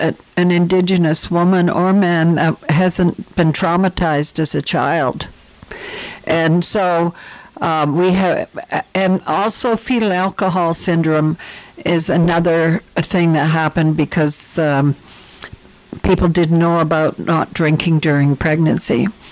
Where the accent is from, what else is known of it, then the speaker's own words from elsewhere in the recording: Ontario, Canada; You know, I came from Ontario. Where I lived, our neighbors were Aboriginal people, First Nations, Native, Indians.